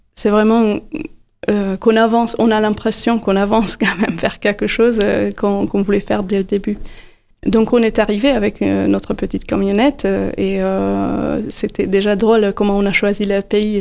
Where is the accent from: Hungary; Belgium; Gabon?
Hungary; Budapest; moved away as an adult; now in Montpellier, France; Je suis née à Budapest également.